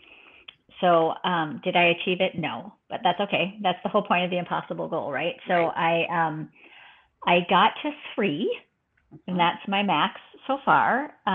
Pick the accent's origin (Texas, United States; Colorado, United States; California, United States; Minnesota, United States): Minnesota, United States; I'm born and raised in Minnesota